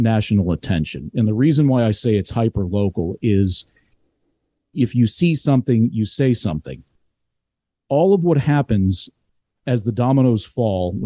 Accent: Glenview, Illinois, United States; I grew up in Glenview

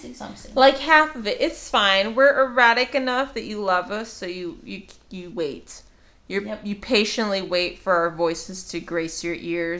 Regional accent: Los Angeles, California, United States; I'm a Hollywood baby

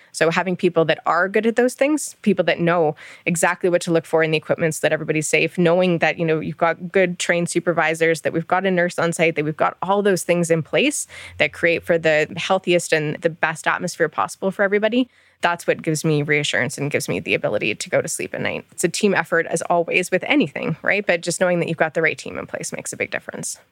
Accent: Ontario, Canada; moved away as an adult; also born or lived in Michigan; now in Alberta, Canada; I'm from Ontario originally. My family is still out in Ontario. I grew up there

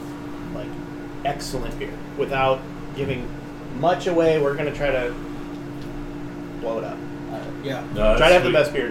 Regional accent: Illinois, United States; We're all from Illinois.

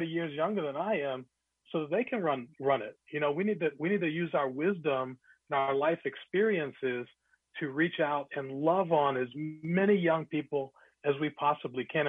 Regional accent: Glenwood Park, Maryland, United States; When I was growing up in Glenwood Park, Maryland

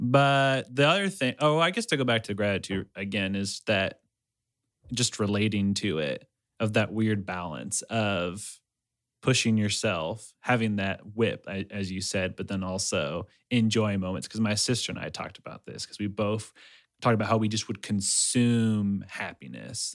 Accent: Ecuador; moved away; I'm from Ecuador.

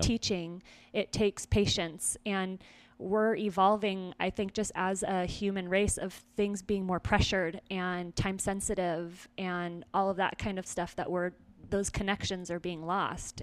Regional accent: Weiser, Idaho, United States; moved away as an adult; also born or lived in Simi Valley, California / California; now in Greenville, United States; I was born in California, and then my family picked us up and moved to a very small town in Idaho

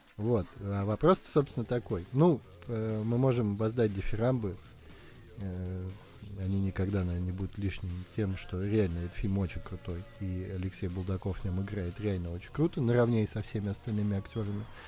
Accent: Saint Petersburg, Russia; мы петербуржцы

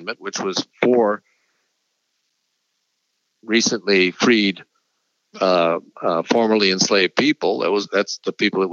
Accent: Wisconsin, United States; elsewhere in Wisconsin, my home state

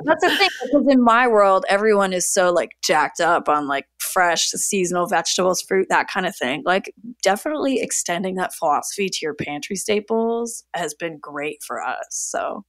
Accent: Niagara region, Ontario, Canada; also born or lived in Toronto; I grew up in the Niagara region of Ontario, so, like, near Niagara Falls

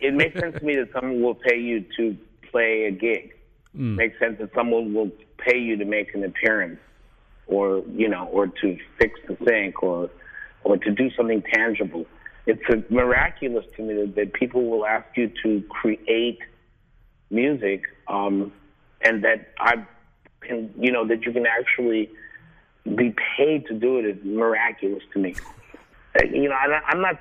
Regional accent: New York, United States; Growing up in New York

